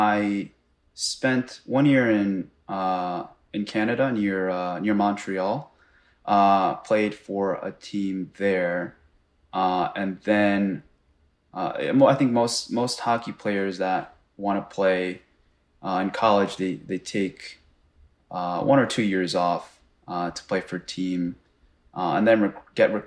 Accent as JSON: {"language": "English", "country": "Japan", "tie": "born or raised there", "moved": "yes", "said": "where I was born in Japan"}